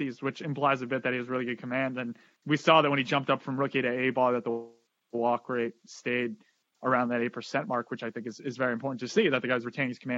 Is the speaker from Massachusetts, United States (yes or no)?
yes; Boston, Massachusetts, United States; We're both from the Boston area, me and Ralph